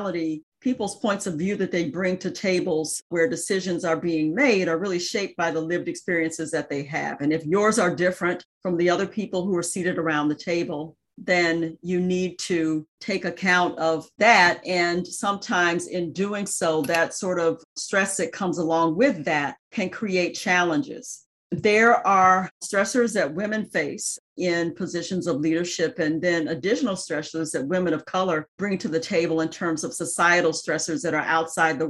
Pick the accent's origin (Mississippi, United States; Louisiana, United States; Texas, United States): Mississippi, United States; Jackson; moved away; I grew up in Jackson, Mississippi, and was the daughter of a civil rights attorney and a school teacher.